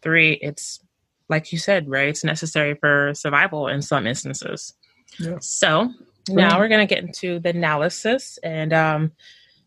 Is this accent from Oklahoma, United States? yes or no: no; Houston, Texas, United States; from Houston, Texas, the greatest city, H-Town